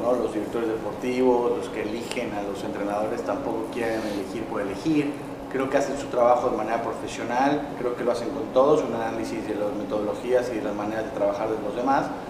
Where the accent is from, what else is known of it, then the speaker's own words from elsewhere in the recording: Mexico; moved away as an adult; now in Malaysia; yo soy mexicano, yo soy orgullosamente mexicano.